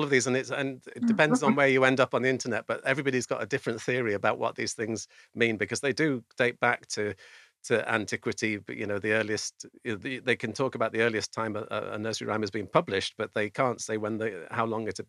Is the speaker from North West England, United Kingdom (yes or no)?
yes; the Wirral, North West England, United Kingdom; I come from the Wirral, which is, you know, over the water from